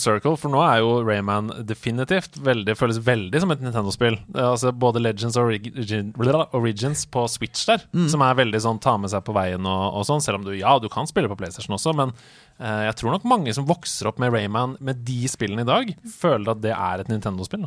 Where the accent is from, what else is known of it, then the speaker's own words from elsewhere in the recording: Oslo, Norway; jeg kommer jo fra Oslo